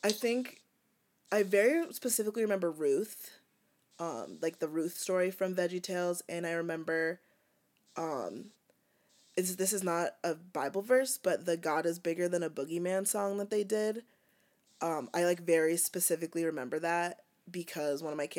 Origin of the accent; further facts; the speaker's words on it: Dickinson, North Dakota, United States; now in New Brighton, United States; I grew up in Dickinson, North Dakota